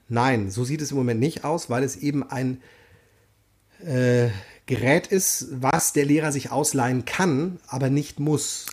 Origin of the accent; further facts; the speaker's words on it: North Rhine-Westphalia, Germany; wir kommen beide aus NRW